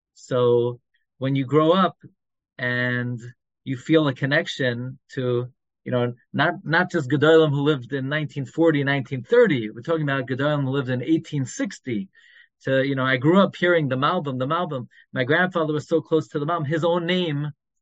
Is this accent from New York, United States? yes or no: yes; New York City, New York, United States; moved away as an adult; now in Five Towns, United States; When I grew up in Flatbush, I grew up on M31st